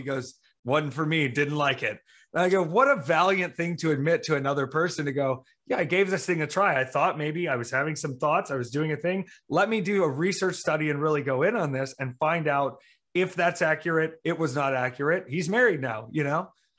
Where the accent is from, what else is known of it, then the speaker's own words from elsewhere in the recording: the South, United States; also born or lived in Myrtle Beach / Marietta, Georgia / Jacksonville, North Carolina / Greer, South Carolina; Well, honey, I'm from the South. I'm from the Bible Belt.